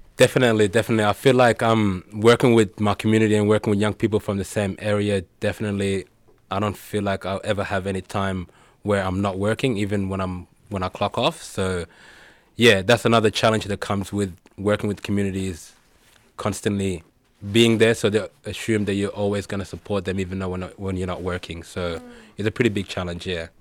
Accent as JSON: {"language": "English", "area": "Fitzroy", "region": "Victoria", "country": "Australia", "tie": "born or raised there", "said": "coming from a background or growing up in Fitzroy"}